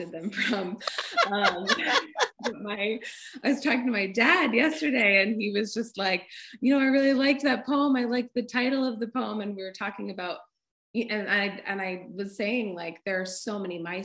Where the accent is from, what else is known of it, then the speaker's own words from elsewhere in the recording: North Shore of Massachusetts, United States; also born or lived in Bay Area, California; now in Vermont, United States; I grew up on the North Shore of Massachusetts by the beach